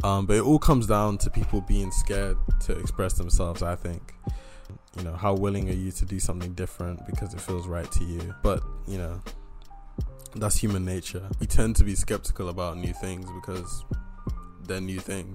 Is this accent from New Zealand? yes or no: no; Bristol, South West England, United Kingdom; I'm from Bristol